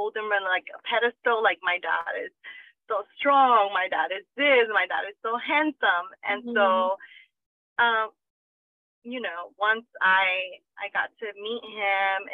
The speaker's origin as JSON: {"language": "English", "country": "Guatemala", "tie": "born or raised there", "moved": "yes", "said": "my siblings and I grew up in Guatemala with our grandparents"}